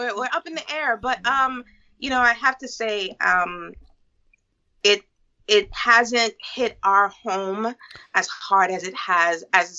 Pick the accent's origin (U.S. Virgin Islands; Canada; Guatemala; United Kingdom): U.S. Virgin Islands; We're both originally from the Virgin Islands.